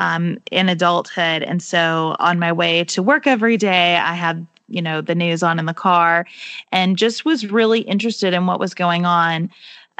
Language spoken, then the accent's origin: English; Livermore, Kentucky, United States; I grew up in Livermore, Kentucky, really small town